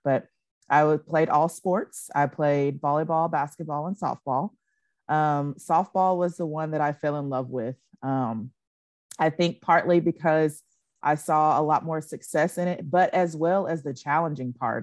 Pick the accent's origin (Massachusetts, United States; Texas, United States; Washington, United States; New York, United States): Texas, United States; Nacogdoches; I grew up, born and raised in Nacogdoches, Texas